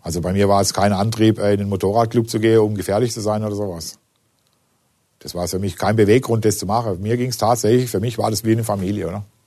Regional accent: Singen, Baden-Württemberg, Germany; Ich komme ja aus Singen, das ist ja unmittelbar in der Nähe

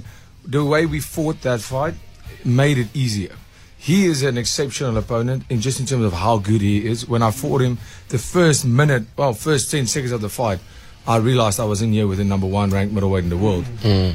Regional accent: South Africa; as a South African

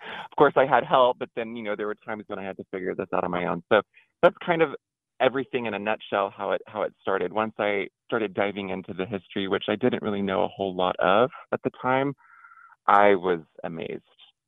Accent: Houston, Texas, United States; growing up in Houston

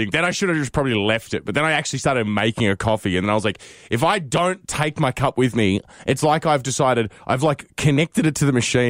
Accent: Australia; we're both Australian

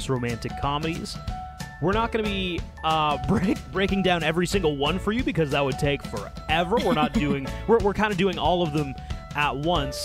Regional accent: Ottawa, Ontario, Canada; where I grew up in Ottawa

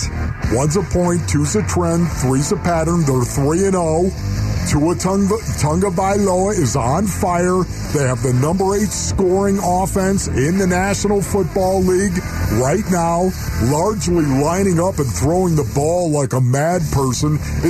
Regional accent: Orchard Park, New York, United States; now in Arizona, United States; Yes, I'm from Orchard Park.

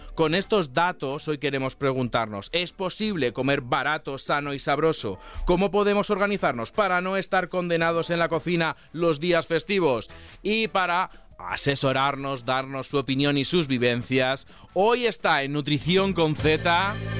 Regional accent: province of Toledo, Castilla-La Mancha, Spain; yo de, Toledo, de la provincia de Toledo

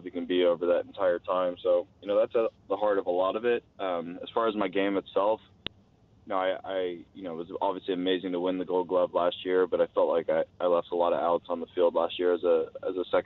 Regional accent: Oakland, California, United States; I'm from Oakland, so I grew up a Raiders fan

